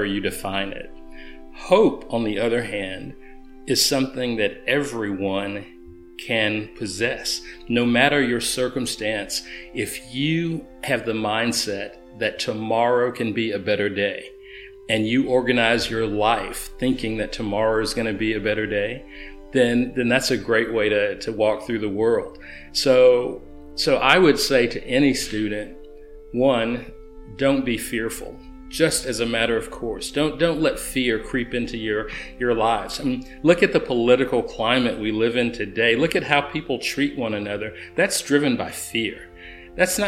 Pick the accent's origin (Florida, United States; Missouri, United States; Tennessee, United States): Tennessee, United States; Chattanooga; I grew up poor in Alton Park and East Chattanooga